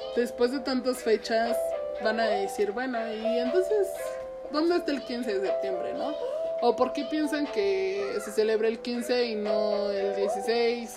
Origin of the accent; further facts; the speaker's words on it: Mexico; nuestra identidad como mexicanos